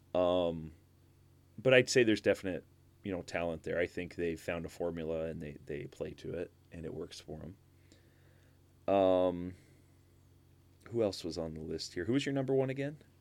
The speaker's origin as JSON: {"language": "English", "region": "Southern Illinois", "country": "United States", "tie": "born or raised there", "said": "I grew up in Southern Illinois"}